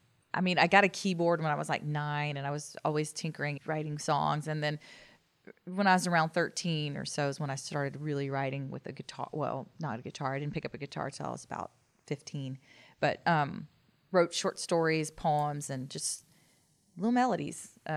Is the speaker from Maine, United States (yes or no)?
no; Dallas, Texas, United States; also born or lived in Destin, Florida; I grew up here in Dallas.